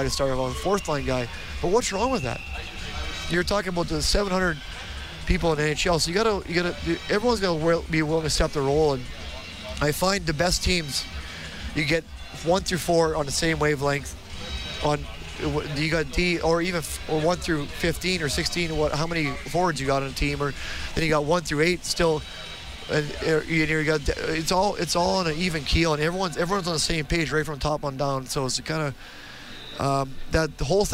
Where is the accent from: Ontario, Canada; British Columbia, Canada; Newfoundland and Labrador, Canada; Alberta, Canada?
Alberta, Canada; Edmonton; I was from Edmonton, Millwood's kid